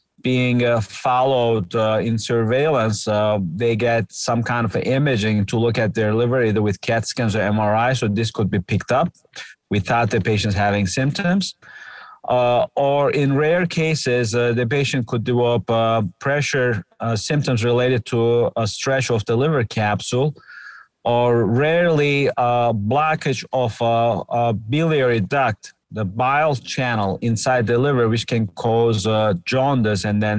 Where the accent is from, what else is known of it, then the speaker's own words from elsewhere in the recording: Turkey; moved away as an adult; also born or lived in United States; now in Cleveland, United States; I'm a Turkish American. I was born in Turkey and did my initial medical school and actually did a general surgery training there